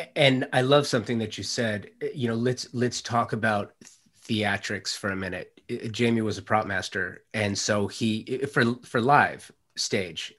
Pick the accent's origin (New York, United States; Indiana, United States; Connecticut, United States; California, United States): California, United States; Los Angeles; I'm a native Angelino. I grew up in the San Fernando Valley in Los Angeles in the late '70s, early '80s.